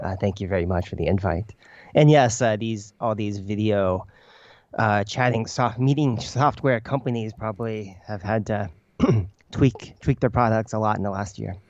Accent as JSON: {"language": "English", "region": "Kansas", "country": "United States", "tie": "born or raised there", "first_language": "Chinese", "lives_now": "Beijing, China"}